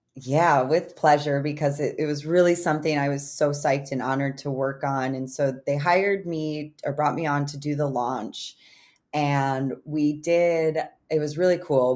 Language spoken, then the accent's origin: English; Illinois, United States; moved away; Illinois is one of those states, my home state